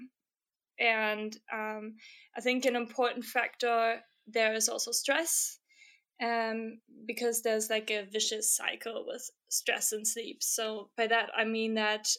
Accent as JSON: {"language": "English", "country": "Germany", "moved": "yes", "lives_now": "Stockholm, Sweden", "said": "I'm currently based in Stockholm, Sweden, but I'm originally from Germany"}